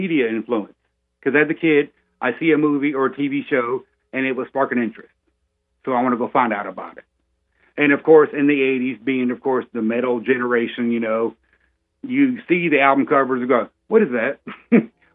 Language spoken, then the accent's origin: English; Orlando, Florida, United States; we boys basically born and raised in Orlando, Florida. I'm fourth generation